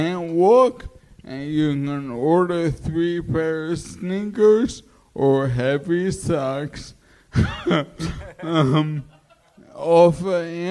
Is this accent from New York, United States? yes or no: yes; New York City, New York, United States; I'm from Queens